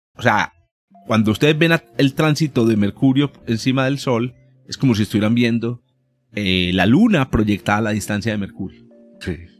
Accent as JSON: {"language": "Spanish", "area": "Paisa", "region": "Antioquia", "country": "Colombia", "also_born_or_lived": "Medellín, Colombia", "said": "somos paisas, o de Antioquia"}